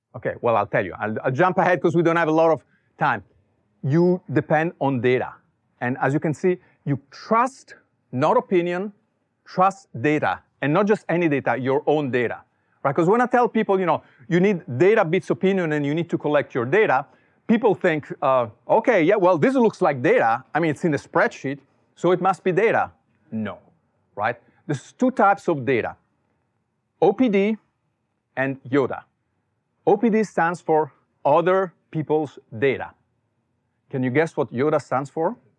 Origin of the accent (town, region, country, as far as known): Italy; born or raised there; English is a second language; moved away as an adult; also born or lived in Silicon Valley; now in United States